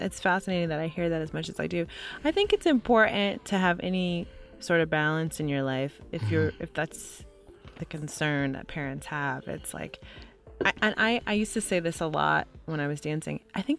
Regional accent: Grand Rapids, Michigan, United States; also born or lived in Mesa, Arizona; Grand Rapids, Michigan. And my parents moved around quite a bit because my father was in the military.

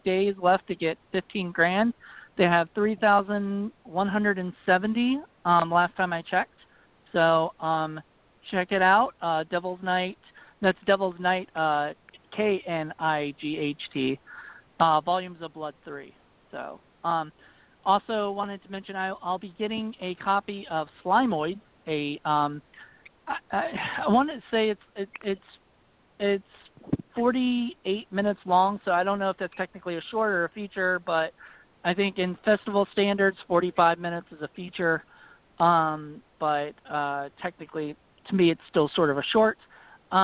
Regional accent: Virginia, United States; accent: Virginia; My Virginia accent

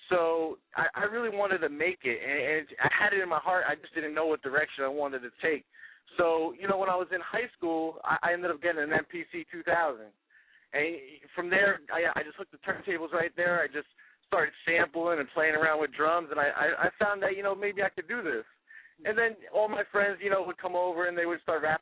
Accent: New Jersey, United States; Well, you know, growing up, uh, I'm actually from North Jersey, so uh, I grew up around hip hop.

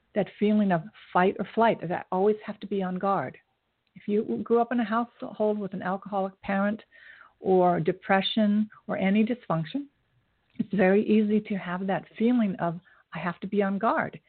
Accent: United States; I'm Asian American

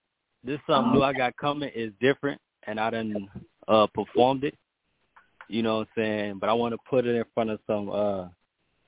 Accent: Baton Rouge, Louisiana, United States; I'm from Baton Rouge, Louisiana.

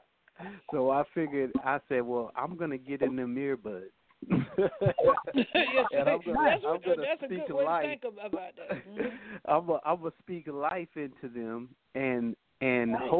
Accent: Boston, Massachusetts, United States; now in Akron, United States; I'm from Boston, Massachusetts, and I am residing in Akron, Ohio at the moment

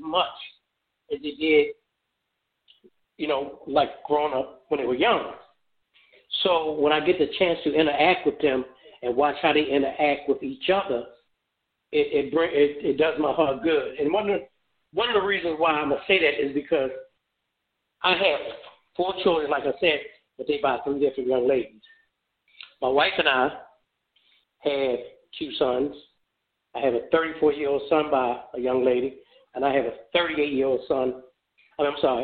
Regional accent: Baltimore, Maryland, United States; moved away as an adult; also born or lived in Memphis, Tennessee; now in Phoenix, United States; that is my home city. Maryland is my home state.

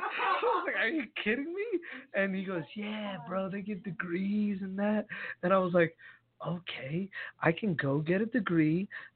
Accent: Freehold, New Jersey, United States; moved away as an adult; also born or lived in Elizabeth, New Jersey; In Freehold, New Jersey, is where I grew up. But I was born in Elizabeth.

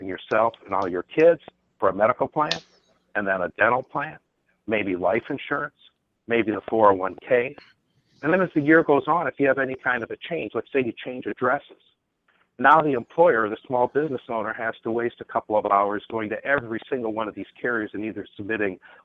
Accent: Minnesota, United States; now in San Francisco, United States; I'm from Minnesota originally, and now I'm in San Francisco

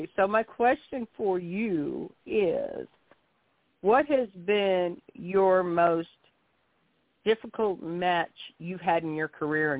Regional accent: Kansas, United States; moved away as an adult; now in Arkansas, United States; I was not born and raised in Arkansas. I'm originally from Kansas. I was born and raised in Kansas. I've only been in Arkansas since 1988.

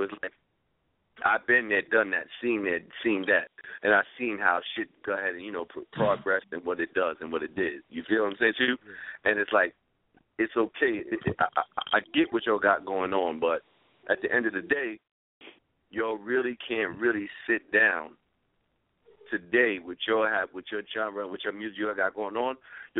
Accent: Bronx, New York, United States; I'm born and raised in the South Bronx, yo.

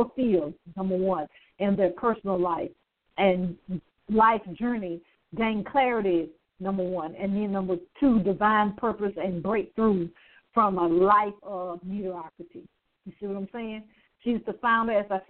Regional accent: Alabama, United States; I'm from Alabama

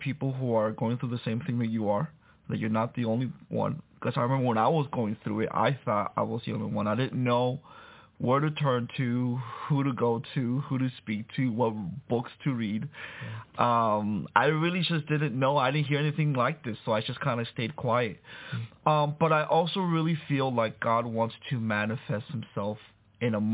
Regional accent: Miami, Florida, United States; also born or lived in Santo Domingo, Dominican Republic; I was born in Santo Domingo, Dominican Republic, but raised in Miami

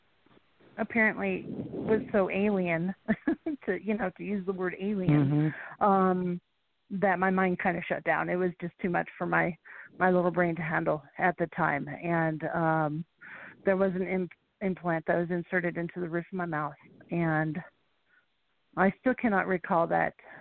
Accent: Montrose, Colorado, United States; moved away as an adult; also born or lived in Phoenix, Arizona / Roswell, New Mexico; I spent all of my childhood years in Montrose, Colorado

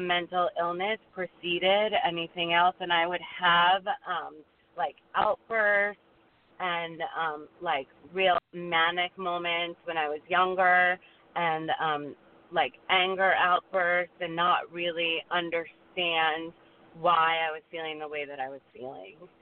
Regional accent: South Florida, United States; I grew up in South Florida

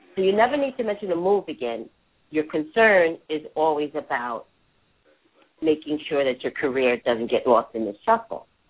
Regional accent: New York, United States; accent: New Yorker; I'm a native New Yorker.

